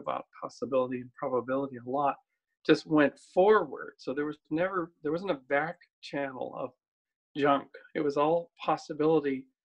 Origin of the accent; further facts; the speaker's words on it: Canada; my hometown in Canada